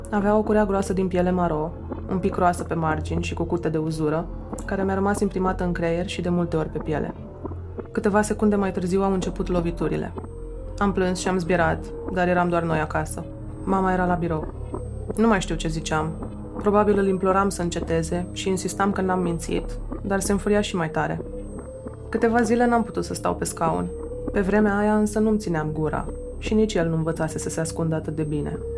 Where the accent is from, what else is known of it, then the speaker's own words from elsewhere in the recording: Suceava, Suceava County, Romania; also born or lived in Bucharest; M-am născut la București, unde ei mei s-au mutat după căsătorie, dar am crescut până la șapte ani la Suceava, cu bunicii din partea mamei, într-o casă mare, cu curte și grădină.